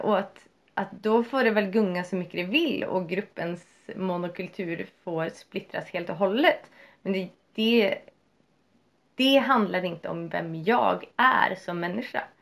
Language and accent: Swedish; Sweden